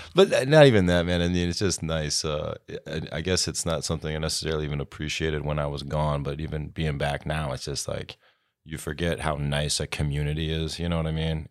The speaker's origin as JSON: {"language": "English", "town": "Clare", "region": "Michigan", "country": "United States", "tie": "born or raised there", "also_born_or_lived": "Chicago", "said": "born and raised in Clare like the rest of us here"}